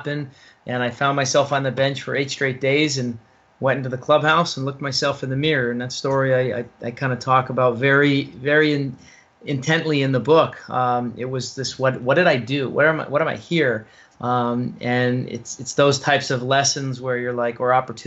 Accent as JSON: {"language": "English", "town": "Guilford", "region": "Connecticut", "country": "United States", "tie": "born or raised there", "also_born_or_lived": "North Carolina", "moved": "as an adult", "said": "I grew up in Guilford, Connecticut"}